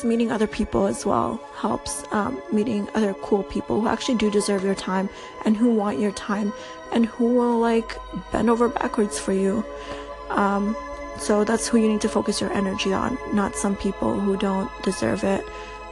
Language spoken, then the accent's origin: English; Toronto, Ontario, Canada; also born or lived in Albania; I'm from Toronto. I moved here when I was like 8 years old, so I've been living here for a good 17 years now. I still speak Albanian. I'm from Albania